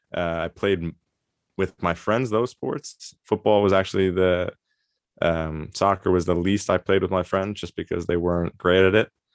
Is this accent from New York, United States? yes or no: yes; Long Island, New York, United States; moved away as an adult; also born or lived in Mongolia; now in Germany; I grew up on, uh, Long Island in New York